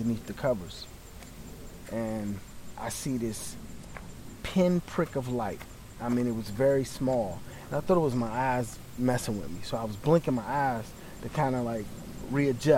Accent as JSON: {"language": "English", "town": "Capitol Heights", "region": "Maryland", "country": "United States", "tie": "born or raised there", "also_born_or_lived": "South Florida", "moved": "yes", "said": "I grew up in Capitol Heights, Maryland, which is like 11 miles from the United States Capitol going east."}